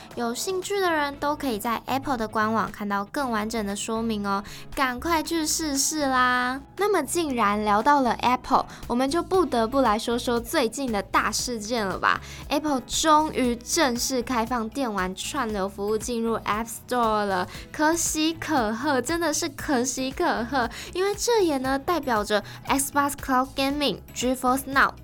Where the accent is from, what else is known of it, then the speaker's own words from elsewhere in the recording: Kaohsiung, Taiwan; 我的故乡高雄